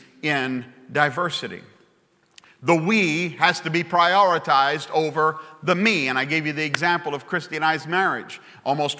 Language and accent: English; Baton Rouge, Louisiana, United States; I come from Baton Rouge, Louisiana